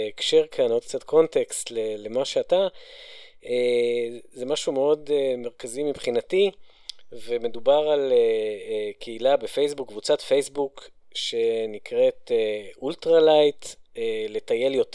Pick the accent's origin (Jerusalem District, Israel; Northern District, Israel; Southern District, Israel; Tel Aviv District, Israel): Northern District, Israel; אני, אני גדלתי ביישוב בצפון